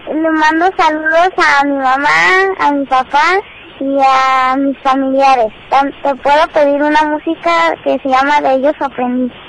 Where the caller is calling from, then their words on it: Guadalajara, Jalisco, Mexico; Hola Teo, ¿cómo estás? Hola. … de Guadalajara.